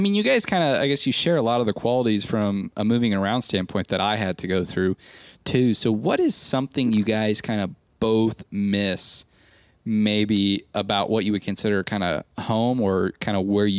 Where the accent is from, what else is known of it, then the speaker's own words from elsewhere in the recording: Midwest, United States; thank God I'm from the Midwest and I actually had one.